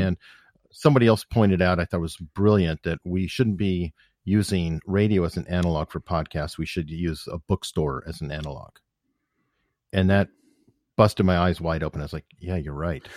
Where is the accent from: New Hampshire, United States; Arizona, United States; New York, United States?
Arizona, United States; Tucson; I grew up on the northwest part of town